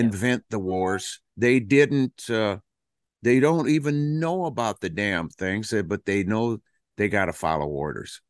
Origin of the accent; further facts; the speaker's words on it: Flint, Michigan, United States; also born or lived in Detroit; That's what we were raised on in Detroit and in Flint, Michigan